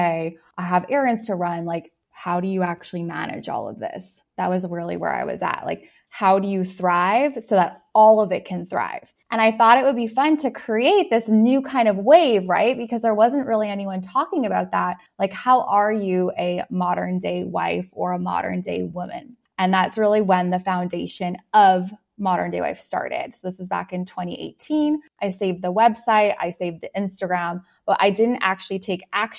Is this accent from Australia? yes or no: no; Canada; I'm from Canada